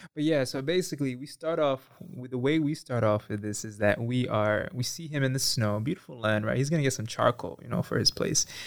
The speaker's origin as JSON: {"language": "English", "town": "New York City", "region": "New York", "country": "United States", "said": "I'm from New York, from Bronx, New York specifically"}